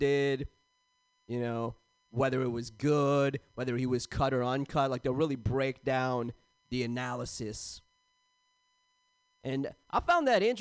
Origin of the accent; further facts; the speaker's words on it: San Jose, California, United States; I grew up in San Jose, California